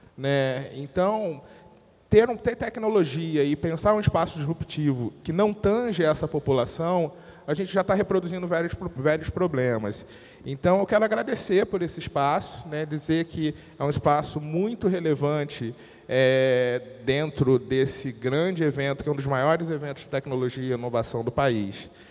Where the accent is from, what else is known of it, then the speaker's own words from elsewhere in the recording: Rio de Janeiro, Brazil; Eu venho de uma periferia do Rio de Janeiro, né, de uma família que é grande